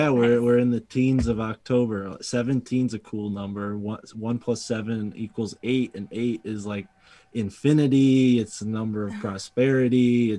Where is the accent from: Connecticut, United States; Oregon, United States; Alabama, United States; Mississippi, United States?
Connecticut, United States; And I'm from Connecticut, but we didn't get an accent for some reason in this state.